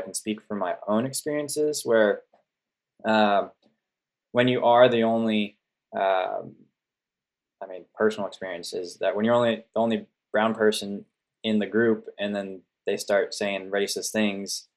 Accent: Sonoma, California, United States; now in Oregon, United States; I grew up in California, more specifically the North Bay of the San Francisco Bay Area

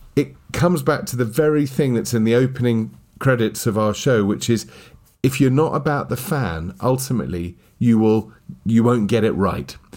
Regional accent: United Kingdom; being British as we are

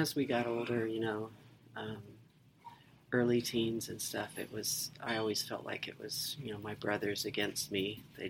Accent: England, United Kingdom; born there; also born or lived in Mississippi, United States / Dover, United States; My dad was in the Air Force, so we moved around a lot. I was born in England. And we lived in Mississippi a couple times. We lived in Dover, Delaware during the Vietnam War.

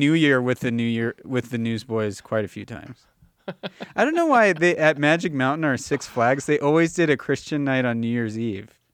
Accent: Los Angeles, California, United States; moved away as an adult; now in Calgary, Canada; I moved out of Los Angeles when I was eighteen

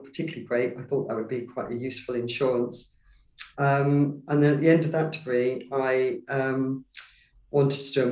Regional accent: London, United Kingdom; I grew up in Walthamstow in East London, so quite an urban upbringing

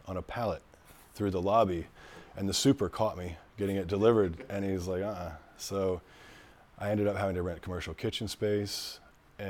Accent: Shreveport, Louisiana, United States; moved away; I was born in Shreveport

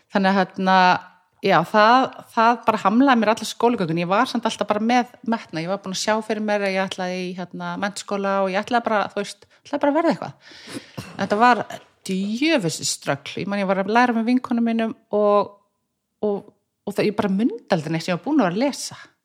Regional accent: Reykjavík, Capital Region, Iceland; ég er fættist í Brealdinu

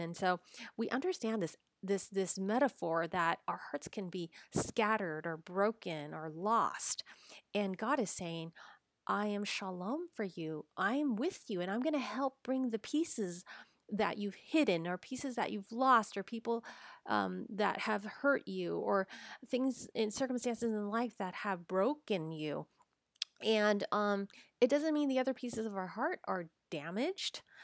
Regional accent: United States; I'm Chinese American.

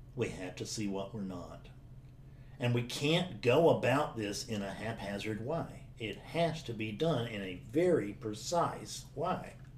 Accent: South Carolina, United States; I'm a guy from South Carolina

